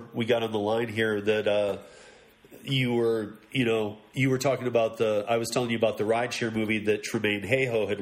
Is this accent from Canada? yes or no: no; Michigan, United States; moved away; also born or lived in Miami; I'm from Michigan originally too. I've been out here for many years. I went to Miami for a few years after Michigan, then here, and been here since. But I'm originally from Michigan